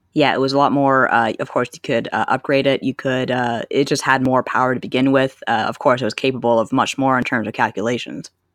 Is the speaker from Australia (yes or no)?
no; Canada; growing up in Canada